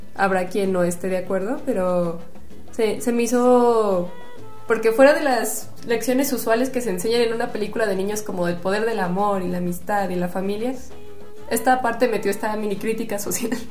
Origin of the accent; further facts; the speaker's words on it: Mexico; como mexicanos